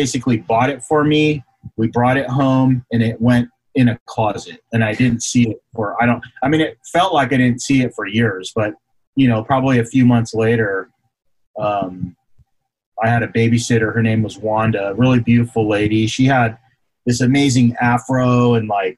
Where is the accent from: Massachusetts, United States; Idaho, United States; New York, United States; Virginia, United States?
Virginia, United States; Alexandria; moved away; also born or lived in Washington, D.C. / San Jose; I grew up in Virginia